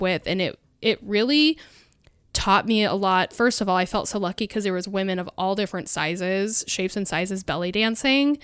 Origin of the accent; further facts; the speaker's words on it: Mount Hood, Oregon, United States; I grew up on Mount Hood